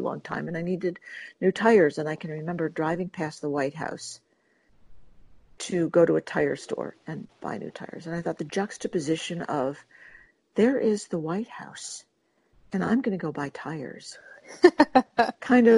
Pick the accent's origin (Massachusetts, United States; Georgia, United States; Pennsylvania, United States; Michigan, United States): Michigan, United States; Detroit; I was born in Detroit, Michigan, and moved to the suburbs when I was 11